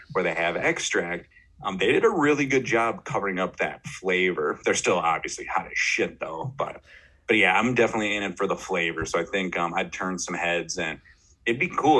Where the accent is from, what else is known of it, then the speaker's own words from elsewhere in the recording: Austin, Minnesota, United States; my hometown, mm-hmm. Austin, Minnesota